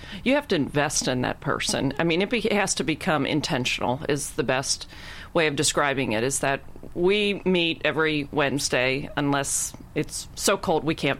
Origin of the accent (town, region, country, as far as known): Cincinnati, Ohio, United States